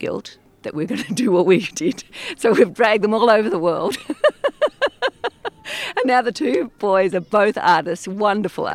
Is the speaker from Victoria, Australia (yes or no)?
yes; a little town north of Melbourne, Victoria, Australia; moved away as an adult; now in Italy; I was born in a little town north of Melbourne in the south of Australia.